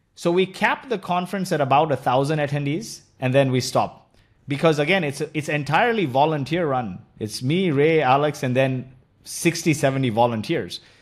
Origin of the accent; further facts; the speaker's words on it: Kuwait; moved away; also born or lived in India; my childhood was spent, you know, I was born in Kuwait